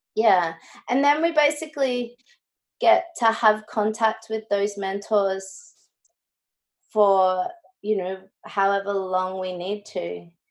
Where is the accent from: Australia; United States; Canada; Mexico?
Australia; Brisbane, Queensland; now in Gold Coast, Australia; i went to school and grew up in brisbane